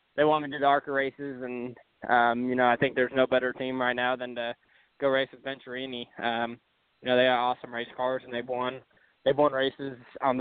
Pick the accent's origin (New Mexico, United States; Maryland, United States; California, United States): California, United States; Sutter; moved away; I'm from Sutter, California